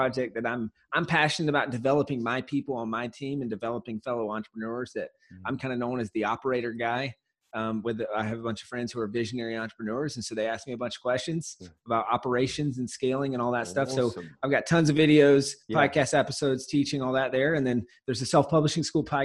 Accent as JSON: {"language": "English", "town": "Walhalla", "region": "South Carolina", "country": "United States", "also_born_or_lived": "San Diego", "moved": "yes", "lives_now": "Los Angeles, United States", "said": "I'm originally from Walhalla, South Carolina. It's a small town in the middle of nowhere"}